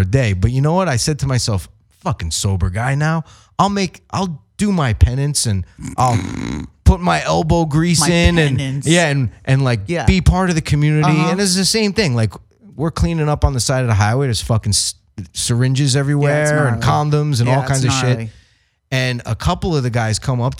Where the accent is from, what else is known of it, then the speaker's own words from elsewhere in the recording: New York, United States; I'm from New York